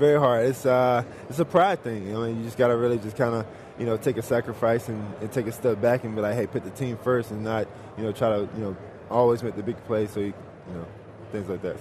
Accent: Georgia, United States; my home state, Georgia

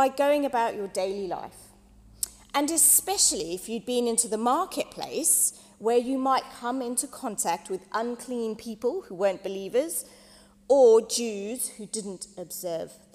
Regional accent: South Africa; moved away; When I was growing up in South Africa

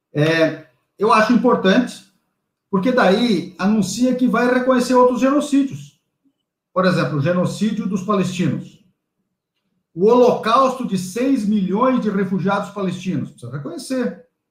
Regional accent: Toledo, Paraná, Brazil; na velha e boa Toledo, onde eu nasci

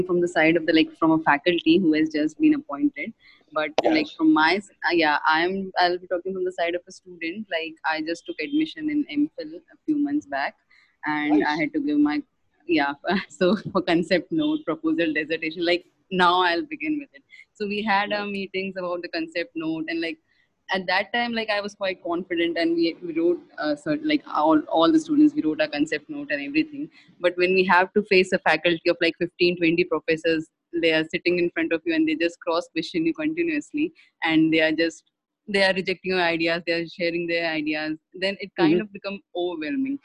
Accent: Jodhpur, Rajasthan, India; moved away as an adult; also born or lived in Delhi; I'm in my hometown right now in Rajasthan, Jodhpur

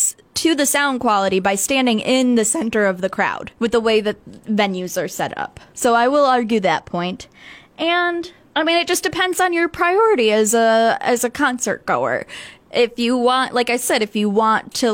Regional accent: Detroit, Michigan, United States; we're from Detroit

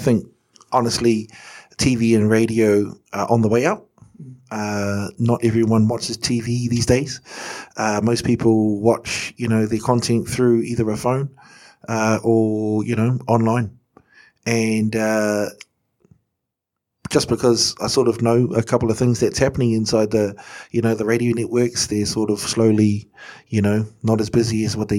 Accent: Wellington, New Zealand; born or raised there; also born or lived in Hokianga, New Zealand / Kaitaia, New Zealand; now in Auckland, New Zealand

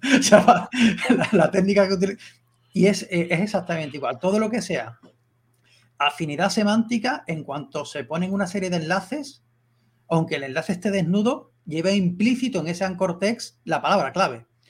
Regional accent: Seville, Andalusia, Spain; soy de Sevilla

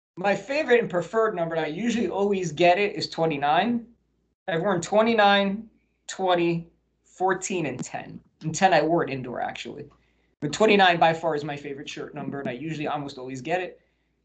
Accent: New Jersey, United States; also born or lived in Colorado; now in San Diego, United States; when I lived in New Jersey, shout out to my home state, Jersey

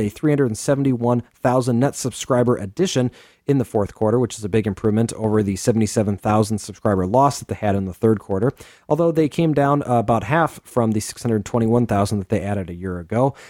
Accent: Phoenix, Arizona, United States; born or raised there

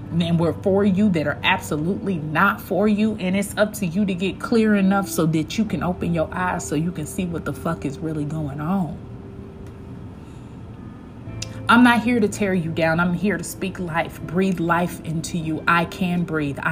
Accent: Kansas City, Missouri, United States; also born or lived in Atlanta, Georgia; now in Houston, United States; I'm from Kansas City, Missouri.

